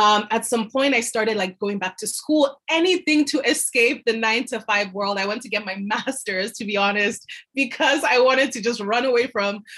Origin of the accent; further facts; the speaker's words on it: Nigeria; also born or lived in France; now in Canada; moved back to my home country, Nigeria